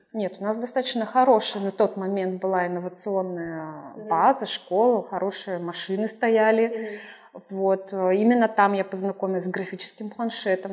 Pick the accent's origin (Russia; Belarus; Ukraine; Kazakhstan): Russia; Urals; moved away as an adult; also born or lived in Perm / Saint Petersburg; now in Brazil; я сама, а, с Урала